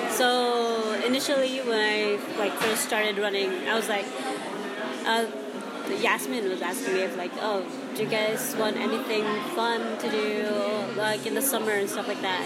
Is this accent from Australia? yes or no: no; Bisaya, Visayas, Philippines; accent: Bisaya; first language Cebuano (Bisaya); English is a second language; now in Toronto, Canada; my mother tongue, um, Bisaya